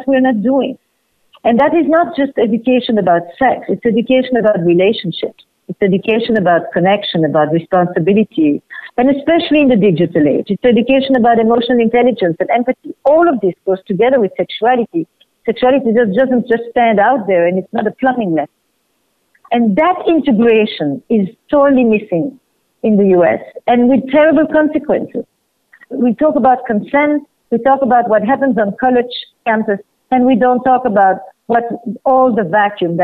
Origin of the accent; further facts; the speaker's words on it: Flemish part of Belgium, Flanders, Belgium; moved away; I'm from Belgium, from the Flemish part of Belgium